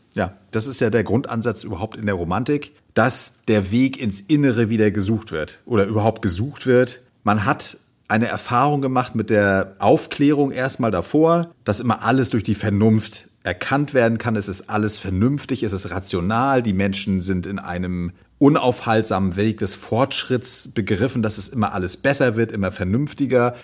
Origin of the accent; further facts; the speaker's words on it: Germany; hier bei uns in Deutschland